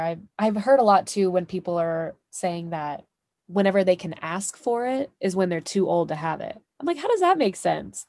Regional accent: Texas, United States; I'm from here, I'm from the States, I'm from Texas, I'm from the Deep South.

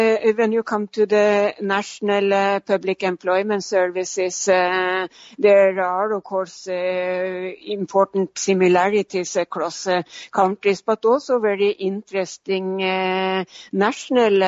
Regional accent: Norway; moved away; my home country, Norway

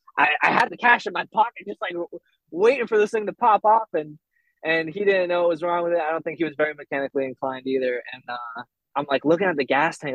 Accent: Burlington, Vermont, United States; accent: Vermont accent; I'm from Vermont, from Burlington, Vermont. Um, lived here like most of my life

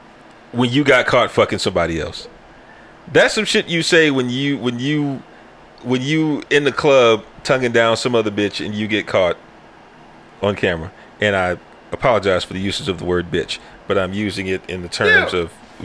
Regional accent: Canada; I'm Canadian. We don't got

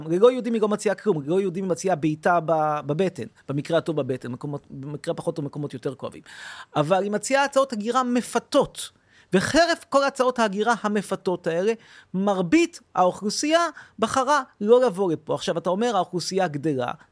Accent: Tel Aviv, Tel Aviv District, Israel; אני גדלתי בתל אביב, נולדתי בתל אביב, ההורים שלי הגיעו אכן מפולין.

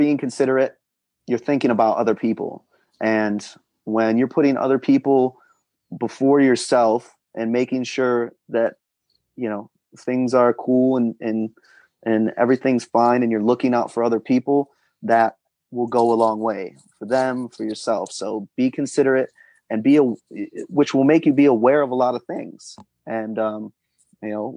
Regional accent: Rochester, New York, United States; I'm from New York, mm-hmm. Rochester, New York

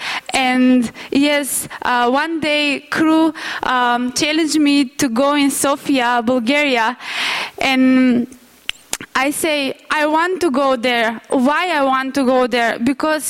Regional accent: North Macedonia; moved away; I'm from Macedonia

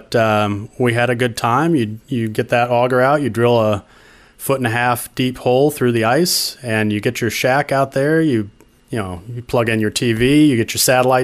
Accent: Southern Illinois, United States; also born or lived in Minnesota; now in Savannah, United States; I am not from Minnesota originally. I came from Southern Illinois, kind of near St. Louis. But I spent 12 long, cold years up in Minnesota

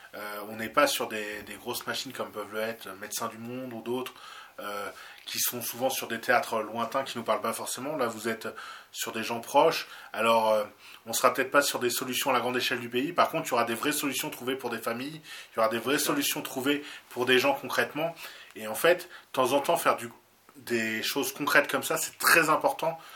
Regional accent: France; nous, en tant que Français

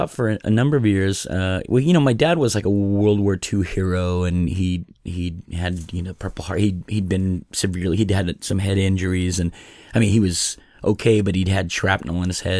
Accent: Sacramento, California, United States; born there; I was born in Sacramento, California uh, 54 years ago.

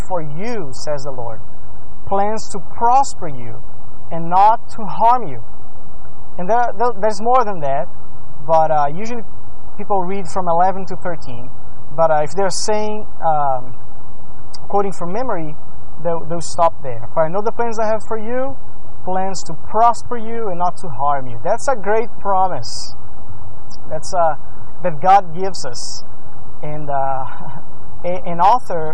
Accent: Brazil; moved away; I grew up in Brazil

